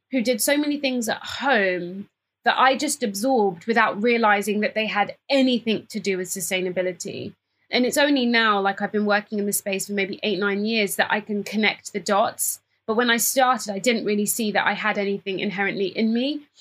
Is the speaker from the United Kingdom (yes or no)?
yes; Cambridge, East of England, United Kingdom; So I am a British born Ghanaian. So I was born in Cambridge to two Ghanaian parents who came over from Ghana for my dad to study his PhD at Cambridge University.